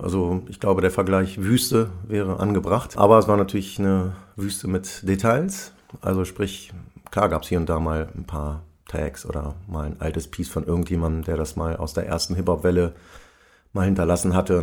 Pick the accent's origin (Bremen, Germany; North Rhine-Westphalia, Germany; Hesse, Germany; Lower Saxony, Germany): Lower Saxony, Germany; Braunschweig; moved away as an adult; now in Hamburg, Germany; Ursprünglich bin ich aus Braunschweig, ist ja nicht weit von Hannover, bin aber Ende der 90er schon ähm, nach Hamburg gegangen